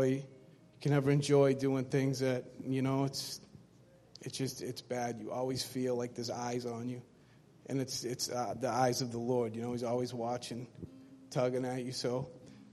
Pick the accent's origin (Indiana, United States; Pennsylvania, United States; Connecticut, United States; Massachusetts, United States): Massachusetts, United States; Brockton; I'm from Brockton, Mass. My life was, it was simple growing up